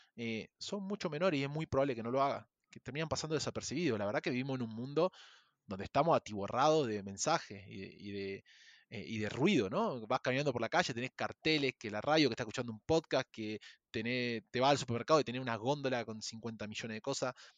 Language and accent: Spanish; Argentina; moved away as an adult; also born or lived in Chile; now in Mexico; yo soy argentino, viví en Chile cinco años y hace dos años me vine a vivir a México